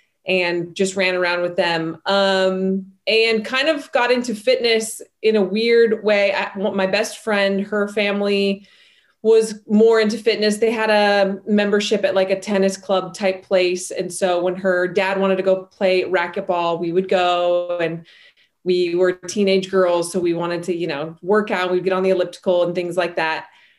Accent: Salt Lake City, Utah, United States; I come from a really large family. I grew up in Salt Lake City, Utah.

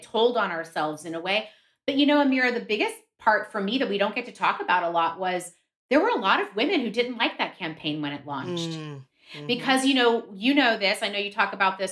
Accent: Miami, Florida, United States; as a kid growing up in Miami

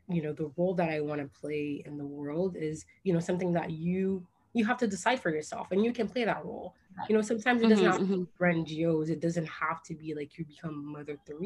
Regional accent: Port-au-Prince, Ouest, Haiti; moved away; I was raised in Port-au-Prince, Haiti for more than half of my life

